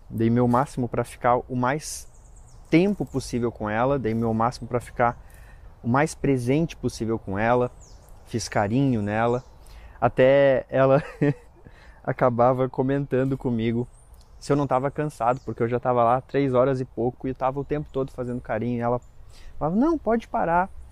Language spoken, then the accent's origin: Portuguese; Lages, Santa Catarina, Brazil; moved away; a gente foi para Lages, né, que é a minha cidade natal